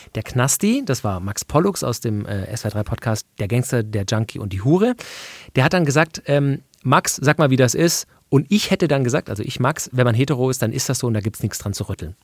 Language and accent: German; Swabia, Germany; ich bin geborener Schwabe